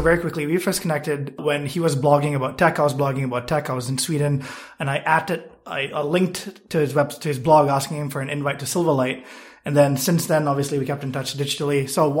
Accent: Malaysia; now in United States; I am originally from Malaysia, and prior to moving to the US, I lived in 7+ countries. So been here for 4 years and love it.

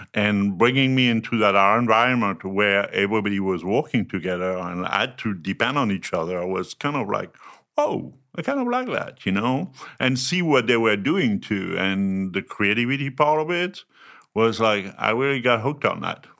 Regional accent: France; English is a second language; moved away as an adult; also born or lived in north of Paris / southwest France / Germany; From France, born and raised

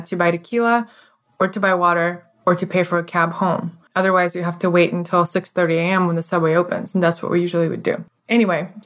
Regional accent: Moscow, Russia; now in United States; I grew up in Moscow, Russia, and it's a very traditional thing to have what we call a dacha

